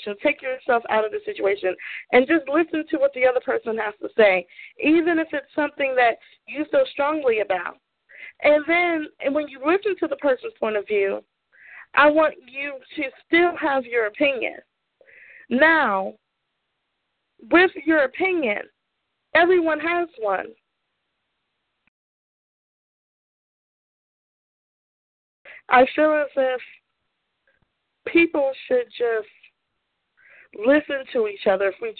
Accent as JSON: {"language": "English", "town": "Aberdeen", "region": "Maryland", "country": "United States", "said": "where I'm from in Aberdeen, Maryland."}